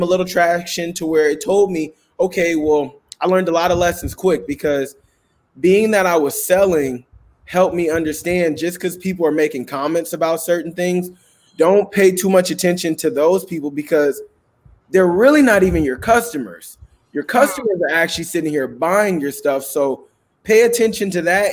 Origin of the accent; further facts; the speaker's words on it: Richmond, California, United States; I'm from Richmond, California, where a lot of people my age choose to do a lot of different things